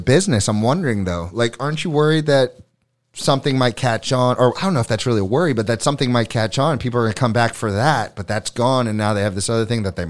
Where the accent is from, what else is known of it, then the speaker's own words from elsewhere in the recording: Florida, United States; also born or lived in New York City; now in Hammonton, United States; I grew up in Florida. I spent about a decade in New York City.